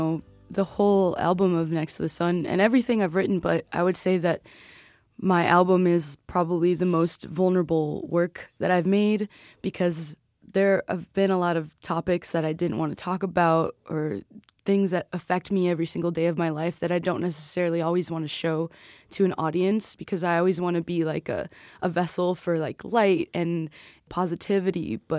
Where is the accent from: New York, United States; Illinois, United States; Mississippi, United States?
Illinois, United States; Chicago; We're from Chicago, we're here.